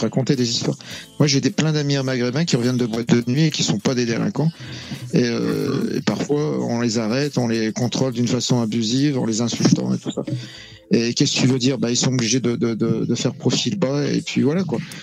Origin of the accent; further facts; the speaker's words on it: France; je suis né en France, donc je suis français